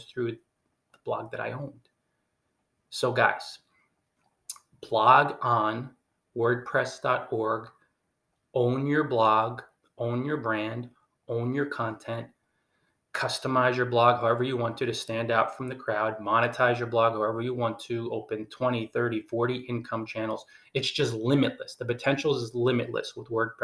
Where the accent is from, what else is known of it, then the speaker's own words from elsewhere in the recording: New Jersey, United States; We're both from New Jersey